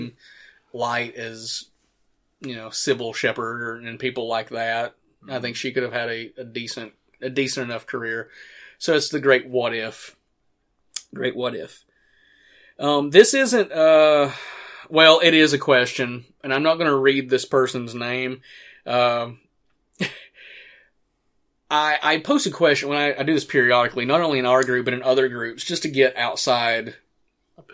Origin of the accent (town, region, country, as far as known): Morristown, Tennessee, United States; born or raised there